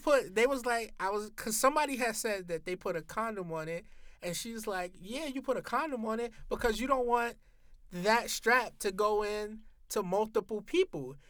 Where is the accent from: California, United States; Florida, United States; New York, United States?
New York, United States; New York City; I'm from Harlem